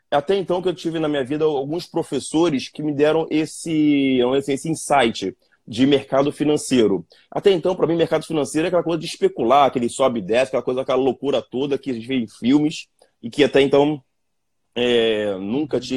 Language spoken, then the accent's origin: Portuguese; Rio de Janeiro, Brazil; eu sou do, do, subúrbio do Rio de Janeiro, de Campo Grande, né, que quem conhece é bem afastado do centro, e filho de gari com professora primária.